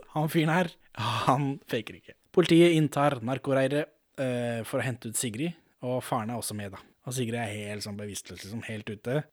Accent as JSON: {"language": "Norwegian", "country": "Norway", "said": "jeg er ikke fra Sverige, jeg er fra Norge"}